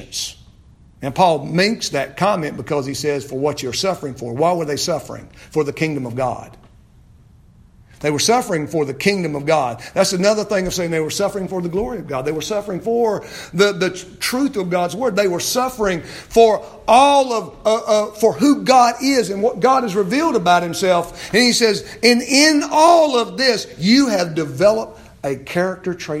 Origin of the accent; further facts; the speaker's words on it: United States; as an American Christian